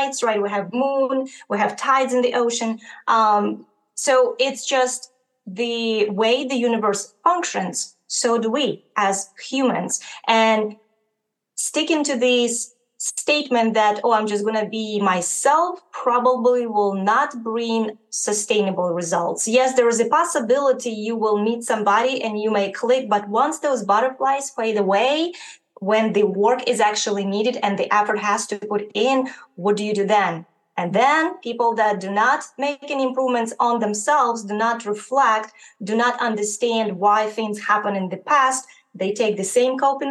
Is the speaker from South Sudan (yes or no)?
no; Ukraine; moved away; I am originally from Ukraine